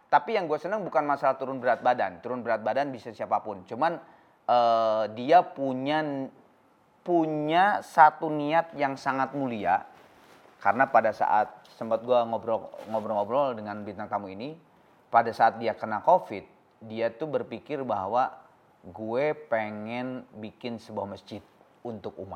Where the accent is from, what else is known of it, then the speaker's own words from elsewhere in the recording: South Jakarta, Jakarta, Indonesia; Jaksel. Gue anak Jaksel.